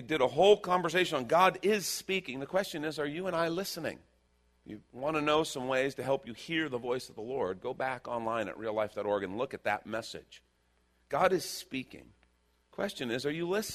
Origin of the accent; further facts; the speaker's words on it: Texas, United States; We're from Texas